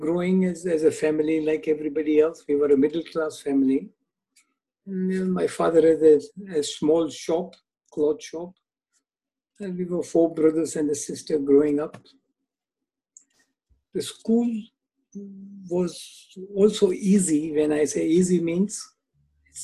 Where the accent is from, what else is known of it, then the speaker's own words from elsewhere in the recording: Jinja, Uganda; moved away; I was born and raised in Uganda, East Africa